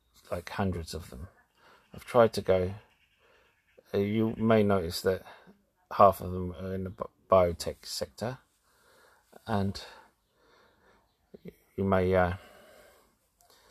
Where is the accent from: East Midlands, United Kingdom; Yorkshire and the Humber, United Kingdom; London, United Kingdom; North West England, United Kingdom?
London, United Kingdom; I'm from London